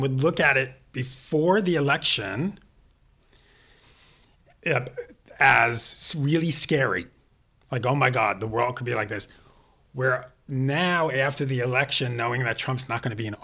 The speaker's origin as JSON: {"language": "English", "town": "New York City", "region": "New York", "country": "United States", "said": "I'm from New York. I'm from Queens."}